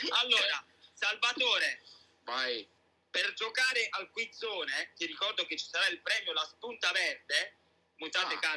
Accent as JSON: {"language": "Italian", "town": "Prato", "region": "Tuscany", "country": "Italy", "said": "Sono di Prato, in Toscana."}